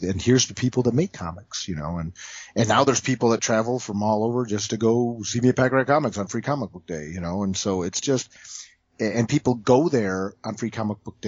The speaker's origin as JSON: {"language": "English", "town": "Toledo", "region": "Ohio", "country": "United States", "tie": "born or raised there", "said": "I grew up in Toledo. Which is about an hour south of Detroit."}